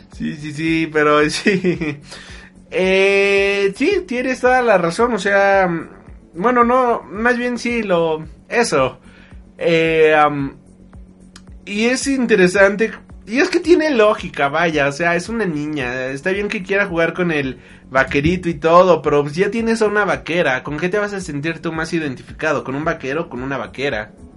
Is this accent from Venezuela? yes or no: no; Mexico; Somos de México